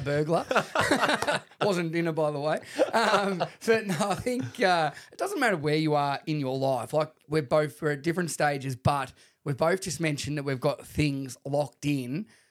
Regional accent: Shepparton, Victoria, Australia; I grew up with him in Shepparton

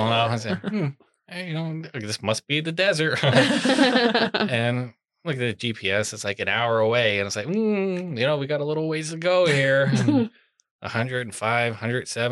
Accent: Pennsylvania, United States; I'm from Pennsylvania

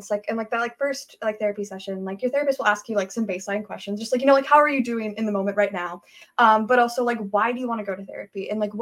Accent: Washington, United States; I'm from Washington.

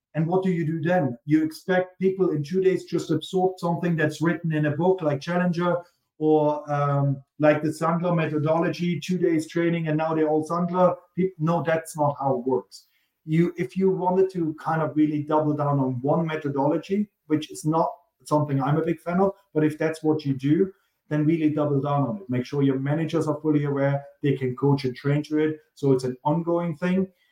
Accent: Germany; accent: German; He hears the German accent and he asks where I'm from. I'm from Germany.

